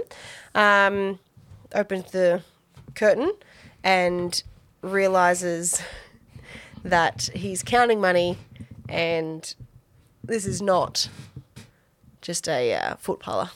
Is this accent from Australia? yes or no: yes; Australia; I'm such an Aussie.